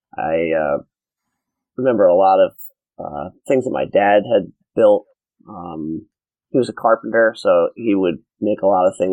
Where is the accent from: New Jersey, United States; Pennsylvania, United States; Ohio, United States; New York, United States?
New Jersey, United States; Montville; I grew up in northern New Jersey, about like half an hour outside of Manhattan, in a town called Montville.